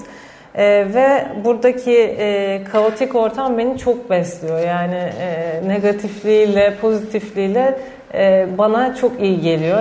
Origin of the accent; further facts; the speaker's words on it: Istanbul, Turkey; benim çocukluğum da zaten Eminönü'nde geçti.